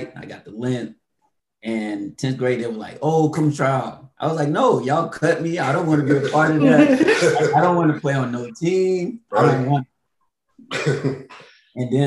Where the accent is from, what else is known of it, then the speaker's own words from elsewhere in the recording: Royston, Georgia, United States; Born and raised in Georgia